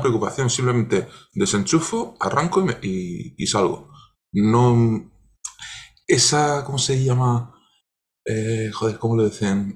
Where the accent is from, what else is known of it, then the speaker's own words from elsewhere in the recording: Cartagena, Region of Murcia, Spain; cerca de donde yo nací, yo soy de Cartagena